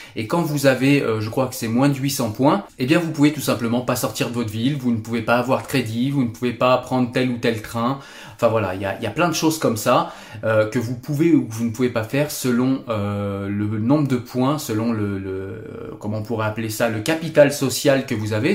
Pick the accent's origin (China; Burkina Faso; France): France; chez nous en France